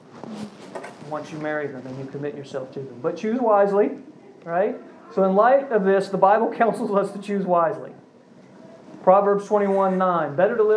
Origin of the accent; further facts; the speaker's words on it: Virginia, United States; I grew up in Virginia